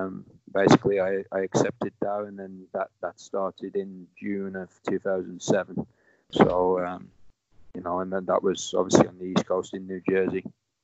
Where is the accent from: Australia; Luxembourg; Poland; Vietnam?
Poland; Warsaw, Masovian Voivodeship; English is a second language; also born or lived in England; it kind of opened my eyes to wanting to pursue something outside of, you know, what I grew up with in Warsaw.